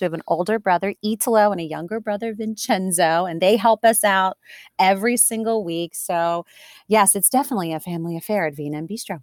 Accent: Delaware, United States; born and raised in Delaware

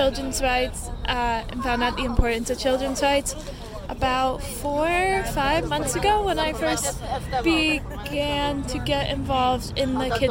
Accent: United States; I grew up in America

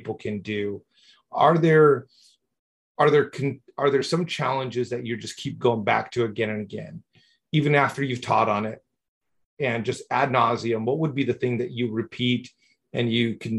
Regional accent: Mexico; I grew up in Mexico

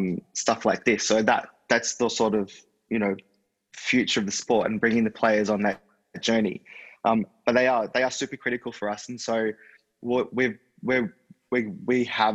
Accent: Australia; being an Aussie

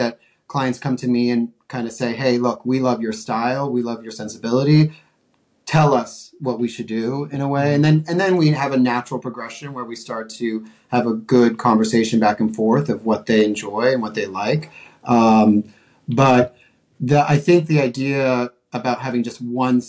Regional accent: Colorado, United States; also born or lived in Montana / New York City; now in Los Angeles, United States; I'm from Colorado

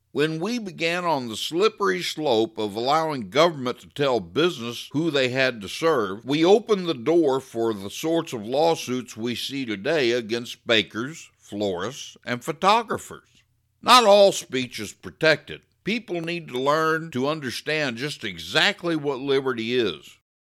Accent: United States; I'm not a hyphenated American. I'm not a white American, or a black American, or a straight American, or gay American. I'm just an American

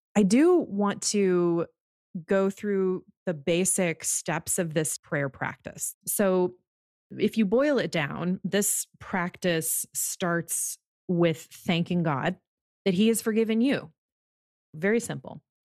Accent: United States; being an American

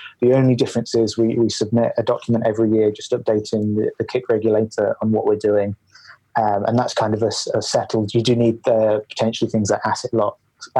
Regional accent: Leicester, East Midlands, United Kingdom; also born or lived in Glasgow; now in Edinburgh, United Kingdom; I grew up in Leicester

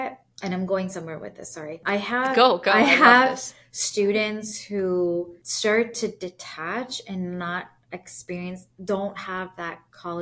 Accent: San Jose, California, United States; moved away as an adult; now in Chicago, United States; I grew up in San Jose, California, born and bred. I'm always going to be a Bay Area girl

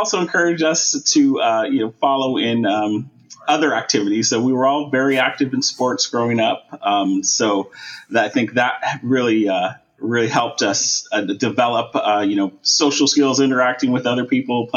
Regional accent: San Francisco, California, United States; I was born and raised here in San Francisco

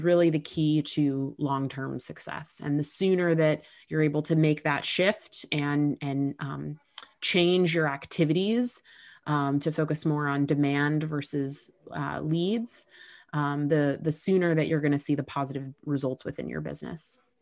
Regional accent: Southern California, United States; moved away as an adult; now in New York, United States; I grew up in Southern California, but I moved to New York when I was nineteen. I've been here ever since.

